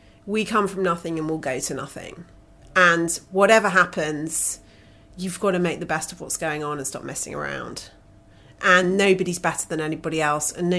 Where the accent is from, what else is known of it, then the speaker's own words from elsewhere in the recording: United Kingdom; I'm a British citizen